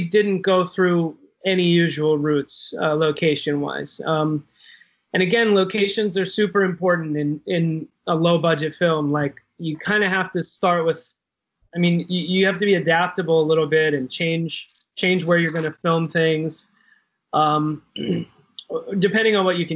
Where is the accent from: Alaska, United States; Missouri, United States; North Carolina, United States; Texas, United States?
North Carolina, United States; Wilmington; moved away; where I grew up in Wilmington, North Carolina